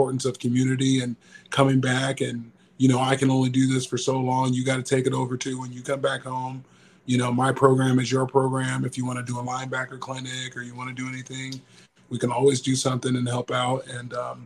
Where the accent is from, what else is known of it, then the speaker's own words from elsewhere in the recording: Tustin, California, United States; my hometown of Tustin, California.